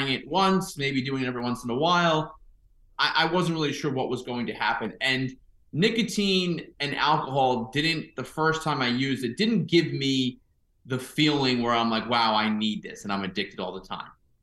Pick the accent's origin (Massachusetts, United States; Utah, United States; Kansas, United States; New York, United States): New York, United States; Suffern; also born or lived in California; I grew up in Rockland County, New York, in Suffern, which is like 30 minutes north of New York City